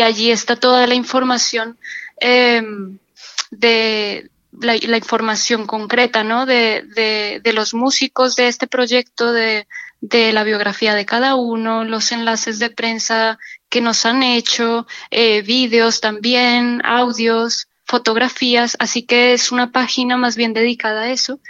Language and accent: Spanish; Colombia; moved away as an adult; also born or lived in Barcelona, Spain; now in Seville, Spain; en España vine de Colombia hace 15 años